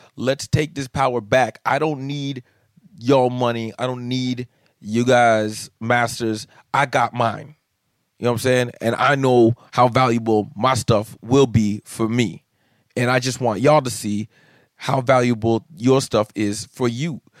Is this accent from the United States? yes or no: no; Canada; being a Canadian comic